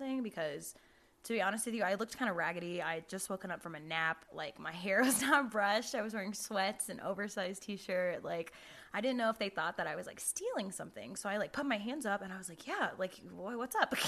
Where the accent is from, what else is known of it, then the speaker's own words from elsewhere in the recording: Jacksonville, Florida, United States; moved away; I'm from Jacksonville